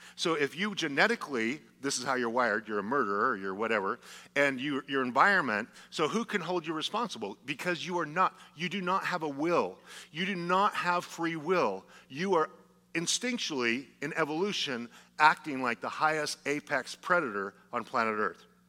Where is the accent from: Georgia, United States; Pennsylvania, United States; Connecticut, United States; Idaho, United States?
Idaho, United States; I'm from Idaho